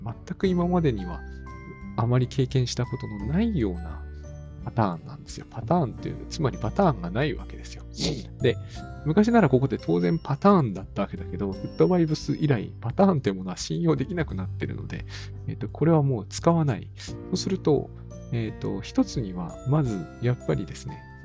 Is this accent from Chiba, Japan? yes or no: no; Sendai, Miyagi, Japan; moved away; 私の実家だって仙台ですから、同じ東北なんだけど